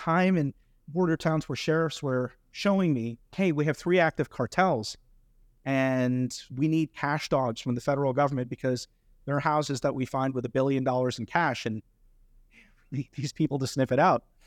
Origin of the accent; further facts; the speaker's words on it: India; now in United States; I grew up in India